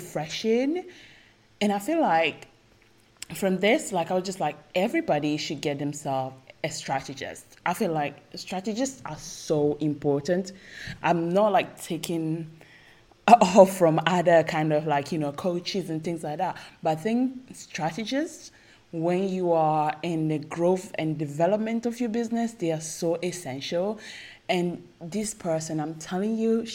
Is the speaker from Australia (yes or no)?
no; Italy; English is a second language; I was born in Italy, I'm not Italian, like, proper, but I was born and raised in Italy